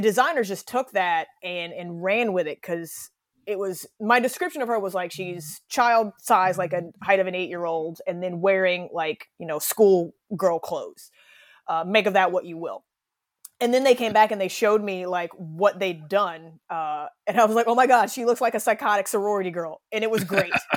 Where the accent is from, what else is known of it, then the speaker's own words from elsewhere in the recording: United States; I'm an American